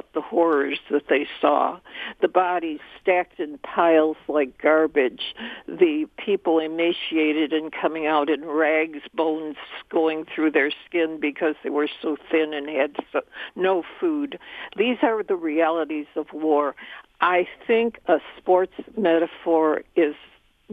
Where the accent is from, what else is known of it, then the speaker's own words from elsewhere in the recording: Chicago, Illinois, United States; now in Warren, United States; I was born in Chicago, and I lived in Chicago